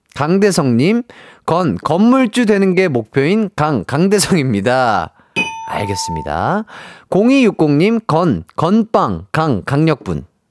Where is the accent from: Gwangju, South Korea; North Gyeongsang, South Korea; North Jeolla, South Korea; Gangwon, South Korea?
Gwangju, South Korea; 제가 또 이제 고향이 광주다 보니까